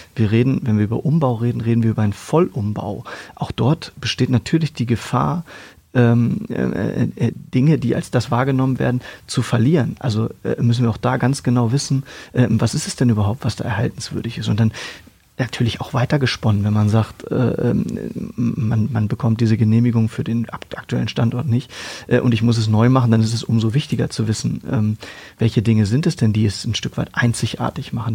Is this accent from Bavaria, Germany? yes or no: no; Hanover, Lower Saxony, Germany; Ich in Hannover aufgewachsen bin, im damaligen Niedersachsenstadion.